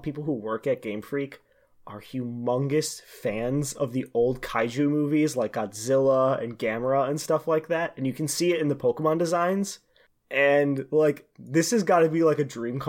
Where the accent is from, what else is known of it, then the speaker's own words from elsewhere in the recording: United States; I'm an American